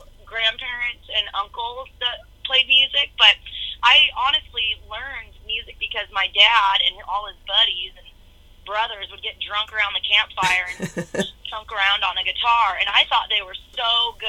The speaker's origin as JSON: {"language": "English", "town": "White Center", "region": "Washington", "country": "United States", "tie": "born or raised there", "said": "I'm from Seattle, Washington, and more specifically, it's a little town right south of Seattle. It's called White Center."}